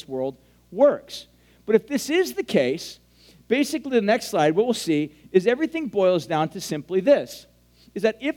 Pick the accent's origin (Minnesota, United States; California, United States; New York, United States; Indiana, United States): California, United States; Huntington Beach; I grew up in Huntington Beach.